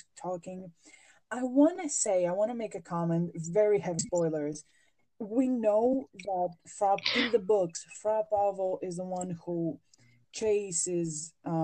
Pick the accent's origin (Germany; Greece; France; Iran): Greece; English is a second language; I am a Mediterranean, I'm from Greece